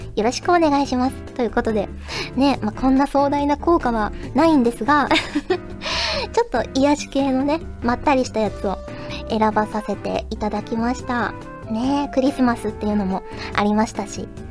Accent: Kyushu, Japan; now in Tokyo, Japan; 九州出身の私は

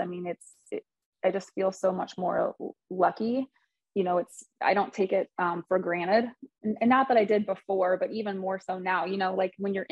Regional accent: Michigan, United States; I'm from Michigan

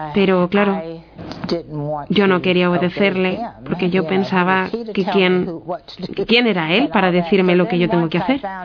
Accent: Montgomery, Alabama, United States; nací en Montgomery, Alabama

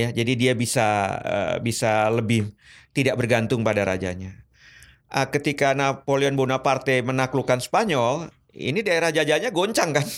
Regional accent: Indonesia; saya dari Indonesia

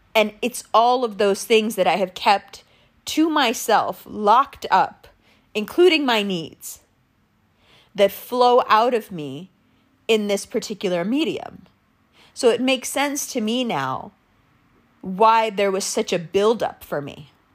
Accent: Pakistan

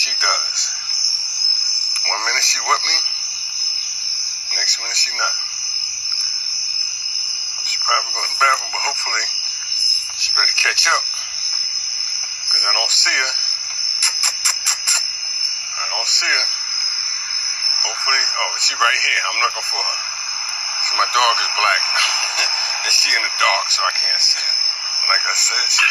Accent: New York City, New York, United States; I'm from New York. I'm from Brooklyn

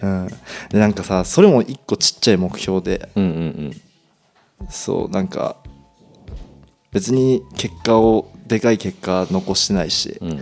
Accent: Toyama, Japan; 地元富山県

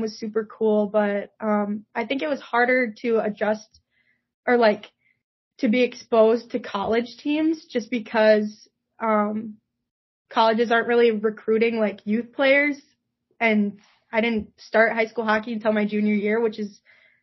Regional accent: Rochester, Minnesota, United States; growing up in Rochester, Minnesota

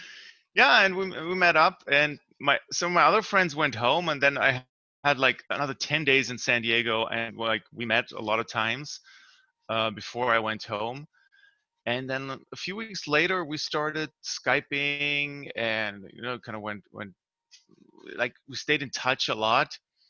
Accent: near Stuttgart, Baden-Württemberg, Germany; moved away as an adult; now in United States; I grew up in a kind of a more rural area in southwestern Germany, kind of between near Switzerland and near Stuttgart too

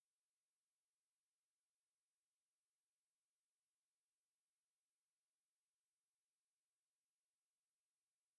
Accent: Midwest, United States; we're from the Midwest

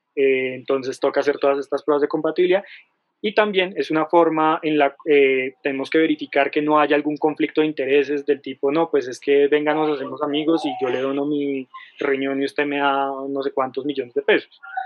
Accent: Colombia; en Colombia todos los colombianos tenemos derecho

